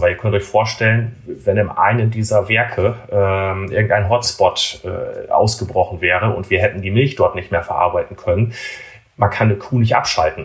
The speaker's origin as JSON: {"language": "German", "area": "Emsland", "region": "Lower Saxony", "country": "Germany", "tie": "born or raised there", "moved": "as an adult", "lives_now": "Bremen, Germany", "said": "das ist auch quasi der, der Fleck Erde, wo ich groß geworden bin. Also komme gebürtig aus dem Emsland."}